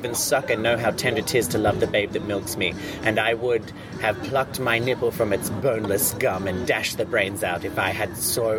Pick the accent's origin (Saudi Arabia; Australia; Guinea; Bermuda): Australia; I'm an Australian.